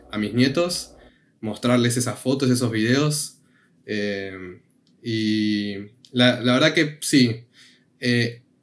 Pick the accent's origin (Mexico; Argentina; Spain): Argentina; Yo, eh, argentino.